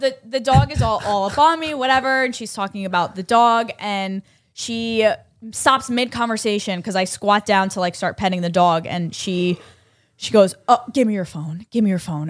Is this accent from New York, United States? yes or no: yes; New York, United States; I'm from New York